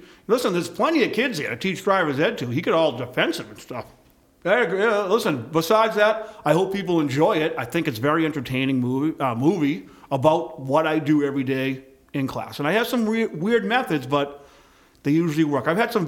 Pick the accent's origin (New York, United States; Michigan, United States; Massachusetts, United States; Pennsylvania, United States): Massachusetts, United States; Boston; I grew up on a farm. I grew up on a farm in South Boston, actually. It was the only one.